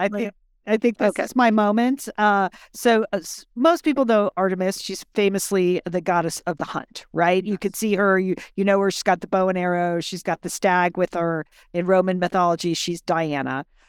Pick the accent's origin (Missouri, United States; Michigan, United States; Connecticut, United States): Connecticut, United States; So my friend Courtney grew up in Dallas and I grew up in Connecticut.